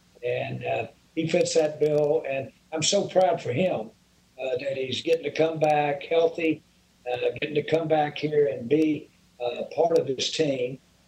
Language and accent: English; Inglewood, California, United States; moved away; I was born almost where that stadium sits. I was born in Englewood, right off the end of the runway, and have a lot of my cousins and third cousins out there.